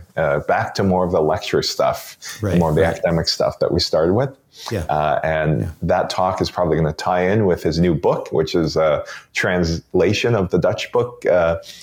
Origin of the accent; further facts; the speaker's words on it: Toronto, Ontario, Canada; also born or lived in Beijing, China; now in Vancouver Island, Canada; Roots in Toronto, and I basically grew up in Toronto